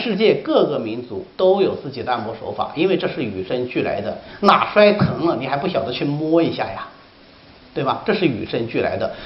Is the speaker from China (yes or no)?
yes; China; 我们中国人